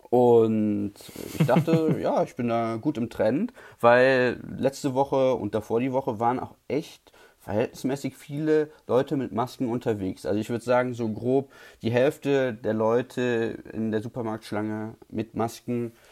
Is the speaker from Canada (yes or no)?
no; Switzerland; Edelweiß unterstütze ich auch als Schweizer sehr gerne.